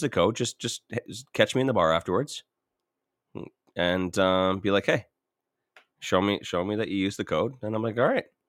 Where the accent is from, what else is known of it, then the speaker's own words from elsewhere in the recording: St. Catharines, Ontario, Canada; moved away; also born or lived in Welland; I grew up in Saint Catharines and, and Welland